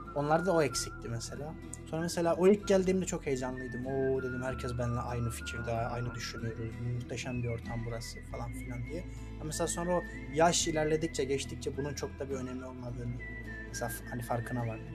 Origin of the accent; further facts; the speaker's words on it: Pazar, Rize Province, Turkey; moved away as an adult; also born or lived in Ardeşen; pazarda büyürken, yetişirken